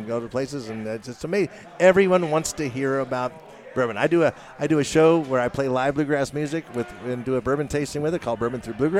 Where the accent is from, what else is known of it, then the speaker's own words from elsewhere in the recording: Louisville, Kentucky, United States; my hometown, Louisville